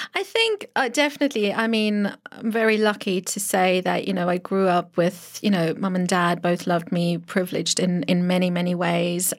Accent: Pretoria, Gauteng, South Africa; accent: South African; first language Afrikaans; English is a second language; moved away as an adult; now in United Kingdom; Born in South Africa, Pretoria, um, nineteen eighty-two

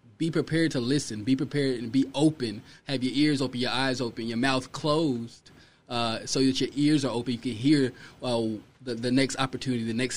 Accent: New Jersey, United States; now in Cedar Hill, United States; I've been in Texas for a long time, but I'm from New Jersey

